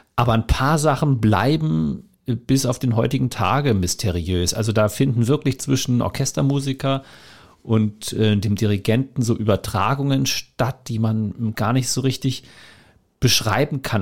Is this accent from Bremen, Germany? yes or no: no; Hamburg, Germany; born or raised there; moved away as an adult; also born or lived in Kiel / Upper Franconia; now in Cottbus, Germany